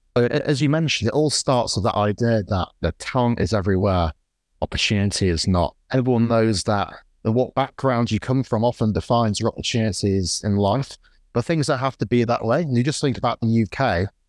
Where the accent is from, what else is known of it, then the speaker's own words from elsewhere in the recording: Morley, Yorkshire and the Humber, United Kingdom; I grew up in Morley, which is a sort of post-industrial town in the U K. It's, it's between Leeds and, and Wakefield.